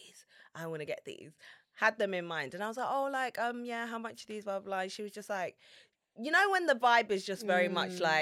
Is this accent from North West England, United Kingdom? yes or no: no; London, United Kingdom; I'm from London